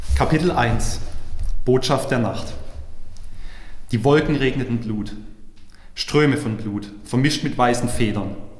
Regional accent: Heilbronn, Baden-Württemberg, Germany; also born or lived in Weinsberg / Karlsruhe; als gebürtiger Heilbronner

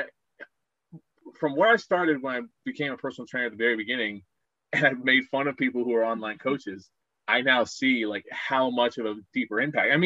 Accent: Aurora, Colorado, United States; moved away as an adult; I grew up in Aurora, Colorado

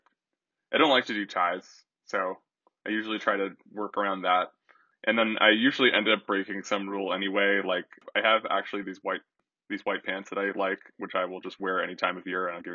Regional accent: New Jersey, United States; moved away as an adult; now in Southern California, United States; I grew up definitely in New Jersey

